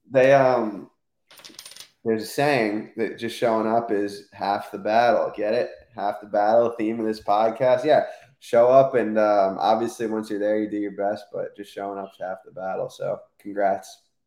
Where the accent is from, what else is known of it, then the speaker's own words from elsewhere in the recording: United States; I'm American